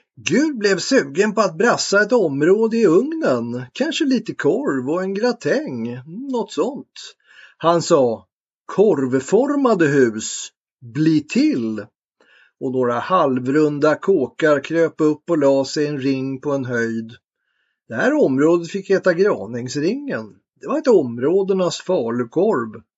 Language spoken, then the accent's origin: Swedish; Tyresö, Stockholm County, Sweden; jag är uppväxt i Bollmora, sydöst om Stockholm